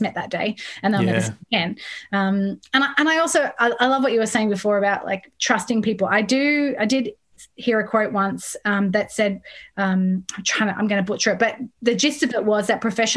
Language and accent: English; Sydney, New South Wales, Australia; moved away as an adult; also born or lived in Midlands, United Kingdom; now in Melbourne, Australia; I was born in Sydney, but I grew up in the UK.